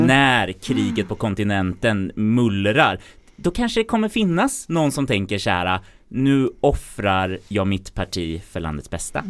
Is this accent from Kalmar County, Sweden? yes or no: no; Värmland, Sweden; säger jag som värmlänning som växte upp.